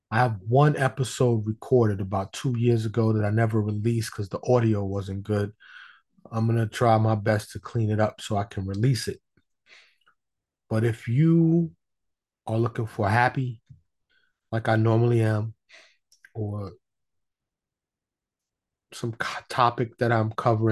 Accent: New York City, New York, United States; I was born and raised in New York City. In the streets, mostly Harlem and the Bronx

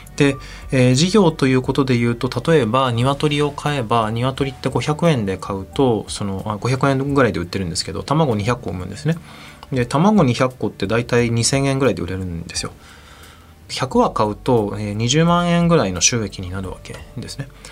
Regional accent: Japan; 私はその日本生まれ日本育ちなんですけれど

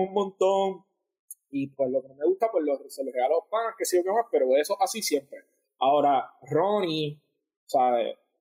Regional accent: Puerto Rico; moved away; also born or lived in New York; cuando yo me crié en Puerto Rico, yo nunca me sentí orgulloso de ser puertorriqueño

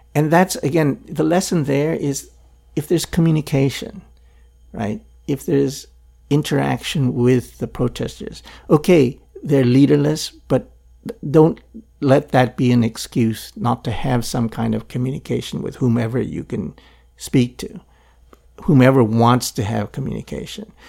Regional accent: Philippines; now in Hong Kong; I grew up in Philippines under Marcos

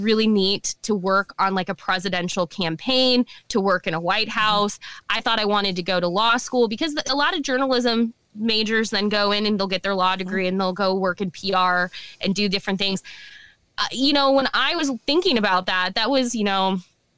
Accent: Omaha, Nebraska, United States; also born or lived in Lincoln, Nebraska; I was born and raised in Omaha and good old Omaha, Nebraska.

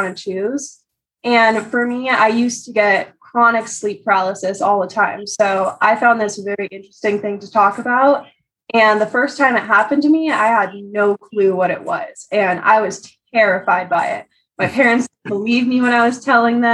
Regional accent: California, United States; I'm from California.

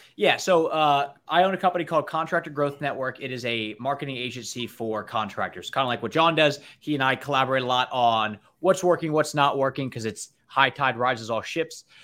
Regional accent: near Annapolis, Maryland, United States; I grew up right near Annapolis.

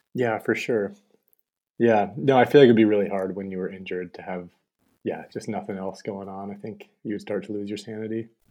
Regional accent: Montana, United States; I'm from Montana, so I just, I moved right back

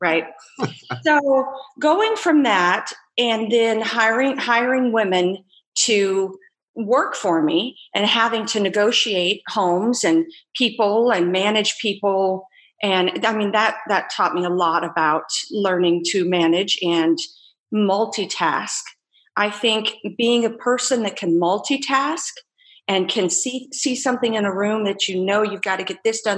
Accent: Antelope Valley, California, United States; moved away; also born or lived in Nashville, Tennessee; the Antelope Valley where I was raised in California

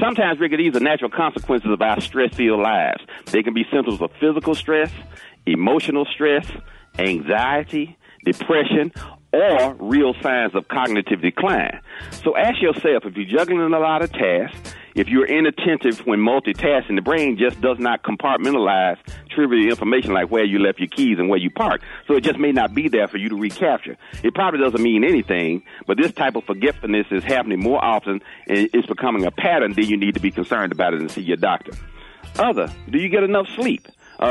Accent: the South, United States; I'm from the South

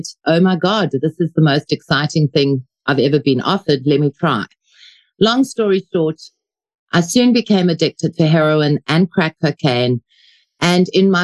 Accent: Johannesburg, Gauteng, South Africa; also born or lived in Ermelo, Mpumalanga; I was fortunately 6 months when I left and I went to Joburg. Grew up in Joburg

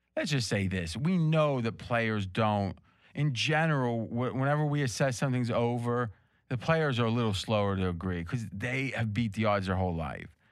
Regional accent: near Pittsburgh, eastern Ohio, United States; where I grew up, which is on the river, so it's like 50 minutes from Pittsburgh, but it's in Ohio

